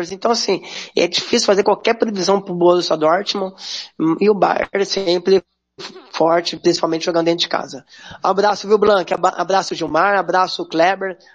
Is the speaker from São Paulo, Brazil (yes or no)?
yes; São Paulo, Brazil; sou do estado de São Paulo, é, na capital ali